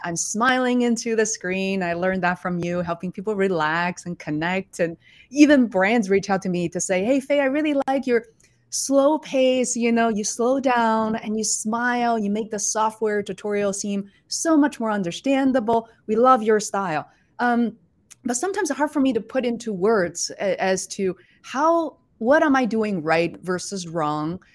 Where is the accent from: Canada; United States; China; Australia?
China; Beijing; moved away; I was born and raised in Beijing, China